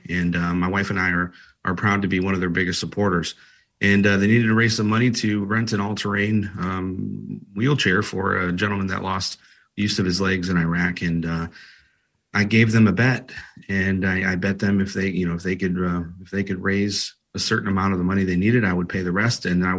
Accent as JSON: {"language": "English", "town": "Toledo", "region": "Ohio", "country": "United States", "tie": "born or raised there", "said": "So I grew up in Toledo, Ohio, and I went to a famous high school, Calvin and Woodward High School"}